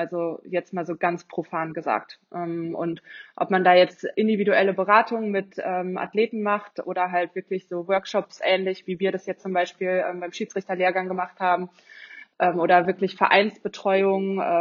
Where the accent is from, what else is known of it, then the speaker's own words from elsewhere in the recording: Cologne, North Rhine-Westphalia, Germany; ich komme aus Köln.